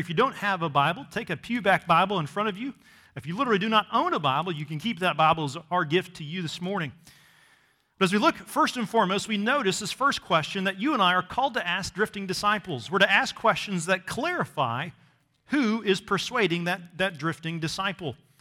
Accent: Missouri, United States; growing up in Missouri, I never actually saw the ocean until I was a teenager

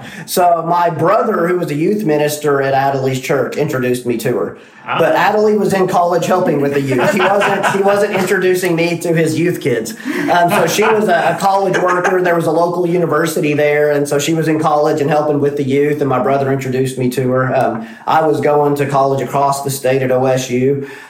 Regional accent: Carnegie, Oklahoma, United States; moved away as an adult; also born or lived in Waco, Texas; now in Nacogdoches, United States; So I grew up in Carnegie, Oklahoma, which is a little town in southwest Oklahoma. And my father was the pastor of the local church, Southern Baptist Church. And so grew up in the church, going every Sunday

